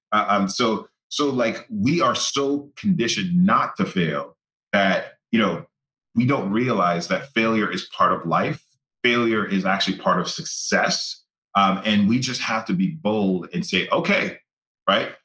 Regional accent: Grenada; growing up in Grenada, like I grew up in a village

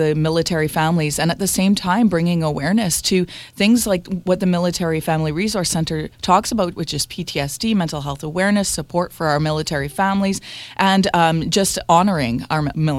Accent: Canada; Yeah, of course, this is part of our traditions as being Canadian. And just part of our culture.

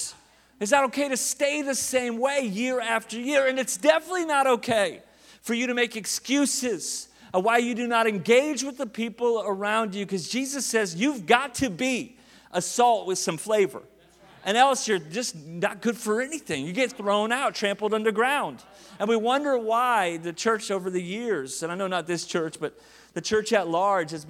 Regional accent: Tulsa, Oklahoma, United States; I grew up like in the Bible Belt. I mean, Tulsa, Jerusalem, Oklahoma.

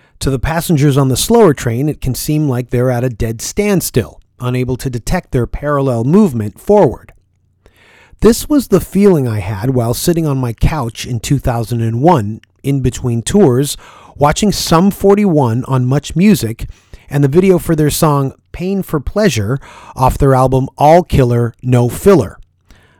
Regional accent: Toronto, Ontario, Canada; I was from Scarborough

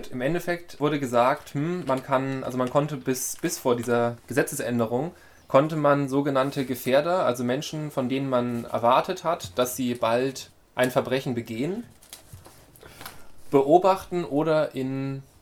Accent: Bavaria, Germany; bei uns in Bayern

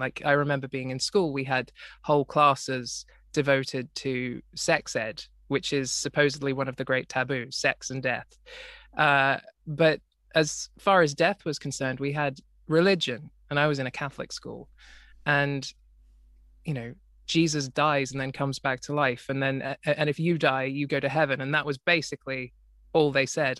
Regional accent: Australia; I grew up in Australia, uh, which in in a part of Australia which is currently flooded

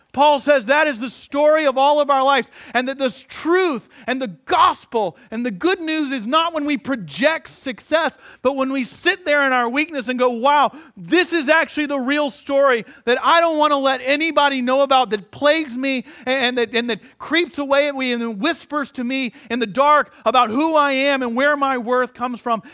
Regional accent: Atlanta, Georgia, United States; moved away; growing up in Atlanta

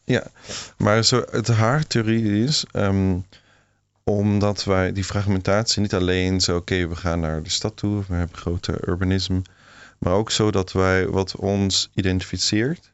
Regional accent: Switzerland; Dutch is a second language; moved away; in Zwitserland, waar ik opgegroeid ben

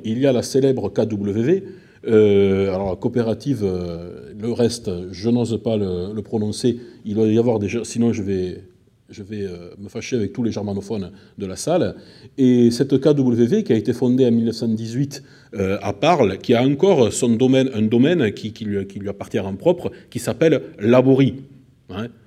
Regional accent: Albi, Occitania, France; accent: south-west; now in Limoges, France; comme vous l'entendez, je suis du sud-ouest, je suis d'Albi exactement, euh, entre Albi et Toulouse. Et bon, ça fait très longtemps que j'habite à Limoges

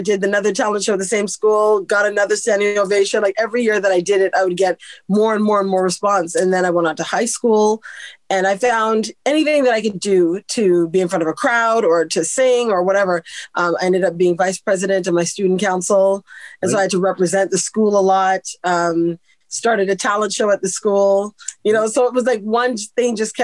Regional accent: Canada; I'm born and raised in Canada. My parents are Caribbean

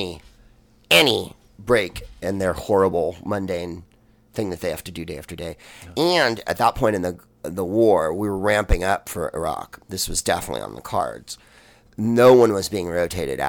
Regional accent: San Francisco, California, United States; I'm from San Francisco

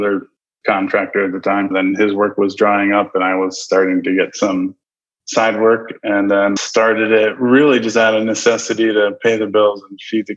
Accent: Maryland, United States; moved away as an adult; now in Nebraska, United States; I grew up in Maryland, and my dad has done remodeling his whole life.

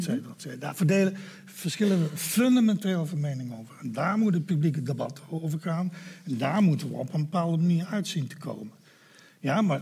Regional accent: Netherlands; als Nederlanders in een democratie discussiëren

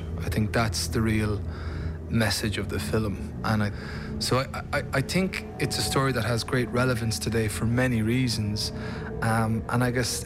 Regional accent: Ireland; an Irish actor, as an Irish artist

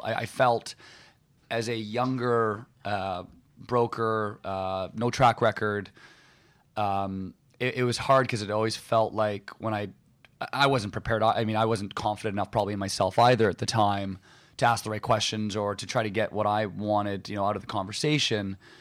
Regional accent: West Vancouver, British Columbia, Canada; growing up in Vancouver, um, actually growing up in, in West Vancouver

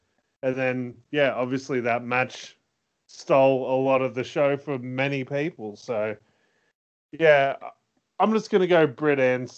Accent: Australia; we're not Americans

